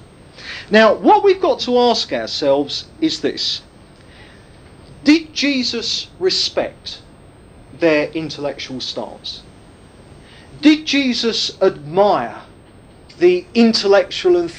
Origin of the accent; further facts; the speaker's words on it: United Kingdom; being British